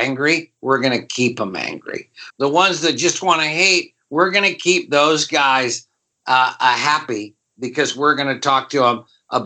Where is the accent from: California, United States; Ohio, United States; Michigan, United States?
Michigan, United States; I'm from Michigan